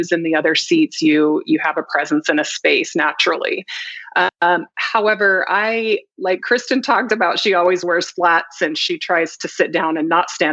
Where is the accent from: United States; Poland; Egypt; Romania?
United States; Idaho; moved away as an adult; also born or lived in Virginia; I was going from Idaho to Virginia.